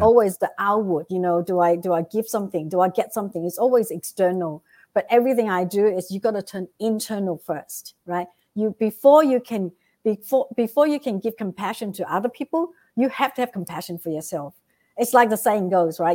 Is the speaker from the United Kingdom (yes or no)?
no; Vietnam; moved away; I came from Vietnam